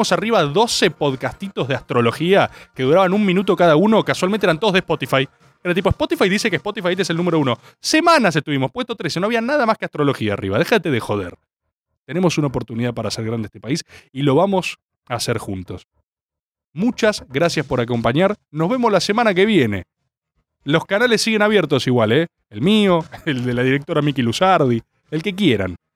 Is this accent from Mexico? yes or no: no; Buenos Aires, Argentina; Yo no voy a sacar una declaración antiporteño porque yo soy porteño. Yo vivo en la mejor ciudad de este país.